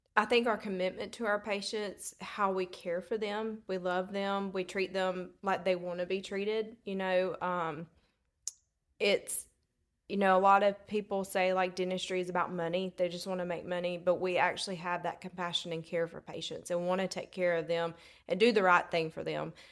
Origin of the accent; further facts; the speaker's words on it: Hartford, Alabama, United States; accent: Southern belle drawl; I'm from Hartford, Alabama. And, um, I do have a Southern accent, that Southern, Southern belle drawl. Um, I have grew up in Hartford